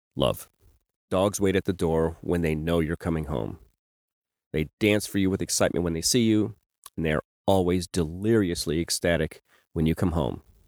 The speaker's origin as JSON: {"language": "English", "region": "Kentucky", "country": "United States", "moved": "yes", "said": "I'm originally from Kentucky"}